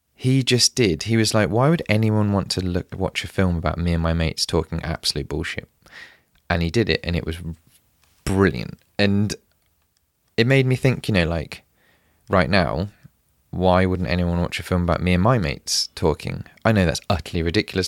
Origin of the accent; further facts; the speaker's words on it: United Kingdom; I'm British